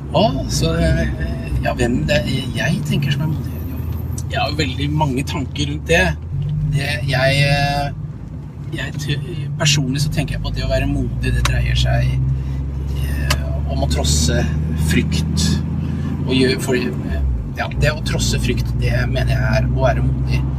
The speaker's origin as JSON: {"language": "Norwegian", "town": "Langesund", "region": "Telemark", "country": "Norway", "tie": "born or raised there", "also_born_or_lived": "Drammen", "moved": "yes", "said": "Jeg er oppvokst i Langesund"}